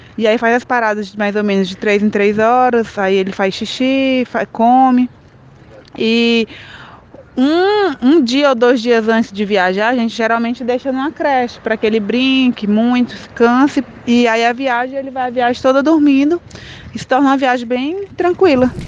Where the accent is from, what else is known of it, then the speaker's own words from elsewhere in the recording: Piauí, Brazil; now in Goiânia, Brazil; A gente é do Piauí, mas está morando em Goiânia.